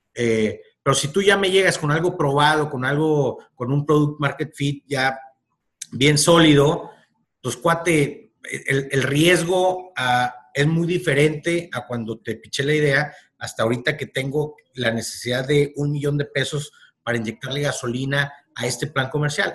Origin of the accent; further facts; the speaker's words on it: northern Mexico, Mexico; como buen norteño, y norteño quiero decir en todo México, como buen norteño